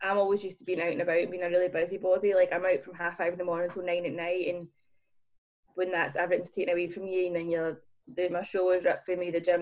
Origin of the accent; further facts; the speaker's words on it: Hurlford, Scotland, United Kingdom; I grew up in Hurlefield